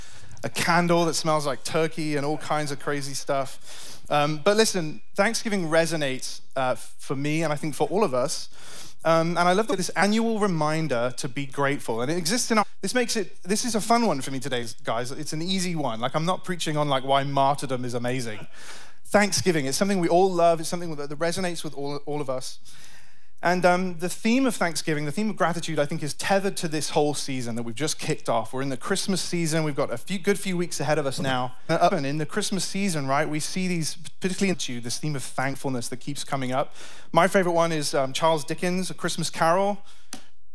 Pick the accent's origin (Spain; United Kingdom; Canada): United Kingdom; moved away as an adult; now in United States; Me and my family are from the UK